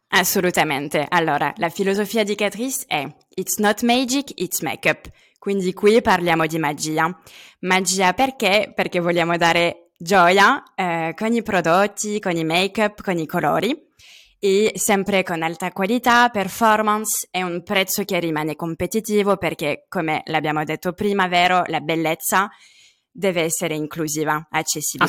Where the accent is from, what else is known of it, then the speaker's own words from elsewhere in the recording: Lyon region, Auvergne-Rhône-Alpes, France; Italian is a second language; moved away as an adult; also born or lived in London, United Kingdom; now in Milan, Italy; Sono francese, vengo dalla regione di Lione, ma vivo da de- diversi anni a Milano